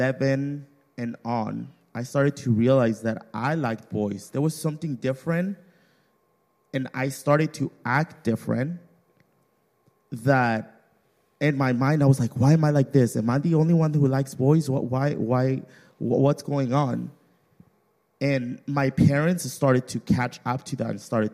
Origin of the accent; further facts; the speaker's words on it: Mexico; moved away; I grew up in Mexico